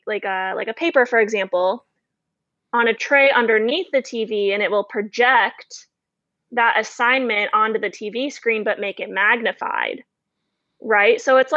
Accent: Florida, United States; And this most likely stems from my dad's background in the Navy and also growing up in Florida.

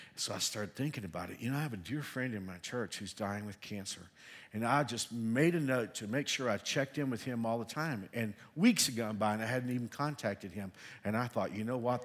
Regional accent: Texas, United States; also born or lived in Hill Country, Texas (parents' origin); now in Kenya; I'm a Texan, even though I've been here a long time, I feel like a Kenyan

